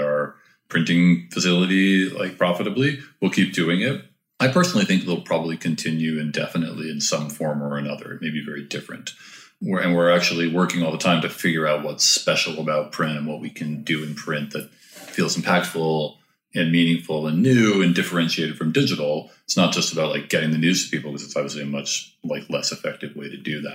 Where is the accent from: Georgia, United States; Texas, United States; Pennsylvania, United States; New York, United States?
New York, United States; since I was a kid growing up in New York